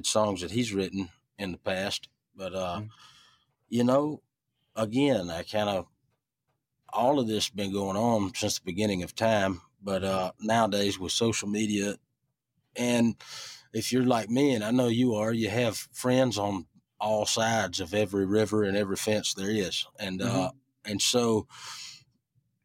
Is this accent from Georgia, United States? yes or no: yes; Ellaville, Georgia, United States; also born or lived in Americus, Georgia / Richland, Georgia; I grew up in Ellaville, and I was raised in Richland, Georgia